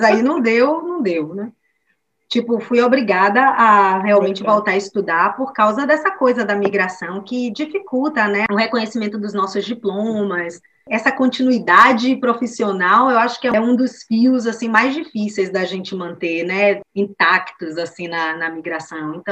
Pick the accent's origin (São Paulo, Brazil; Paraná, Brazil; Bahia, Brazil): Bahia, Brazil; Salvador; born or raised there; moved away as an adult; now in Bremen, Germany